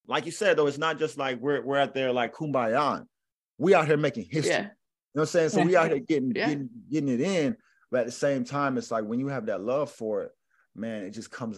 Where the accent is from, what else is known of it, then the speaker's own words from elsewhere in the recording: the South, United States; It's like, see, I'm from the South, right? And there's a saying down here